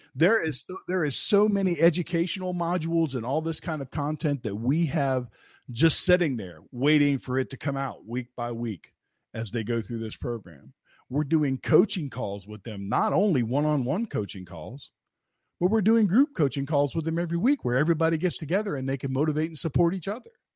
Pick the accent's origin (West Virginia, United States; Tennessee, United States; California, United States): West Virginia, United States; I'm from West Virginia